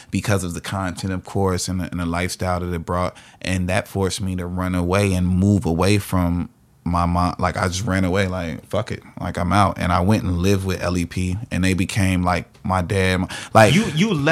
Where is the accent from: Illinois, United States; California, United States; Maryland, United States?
Illinois, United States; Chicago; I like some fast twisted shit because I'm from Chicago